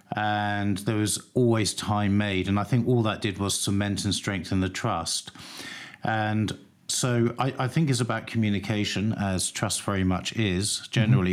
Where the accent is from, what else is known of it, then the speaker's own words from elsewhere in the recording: London, United Kingdom; I grew up in North London, so I'm very familiar with the area.